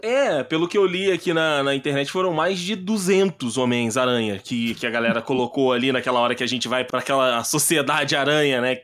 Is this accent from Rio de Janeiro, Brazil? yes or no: yes; interior of Rio de Janeiro, Brazil; moved away as an adult; now in São Paulo, Brazil; vim do interior do Rio de Janeiro e acabei vindo para Nova York brasileira, Nova York Tupiniquim, que é São Paulo